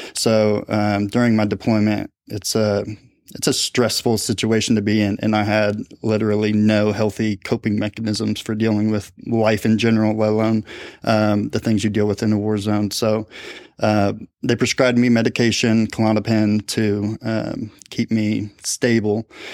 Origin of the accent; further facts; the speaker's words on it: Speedway, Indiana, United States; I grew up in Indianapolis, uh, on the west side in a town called Speedway.